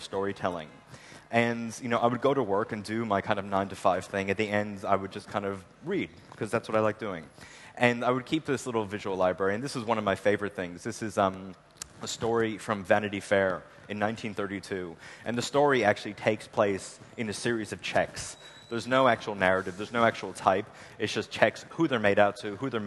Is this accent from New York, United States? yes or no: yes; Long Island, New York, United States; I'm originally from Long Island, New York